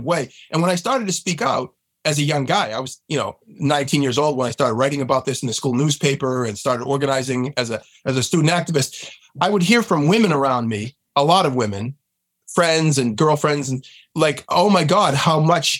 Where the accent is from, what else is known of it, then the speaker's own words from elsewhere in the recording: just north of Boston, Massachusetts, United States; I was born in Boston. I grew up just north of Boston